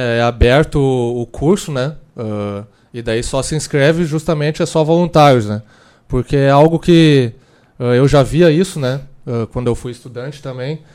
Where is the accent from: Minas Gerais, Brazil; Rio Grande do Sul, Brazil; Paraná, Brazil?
Rio Grande do Sul, Brazil; Lajeado; sou natural de Lajeado, e lá no Moisés Cândido Veloso, onde eu, eu estudei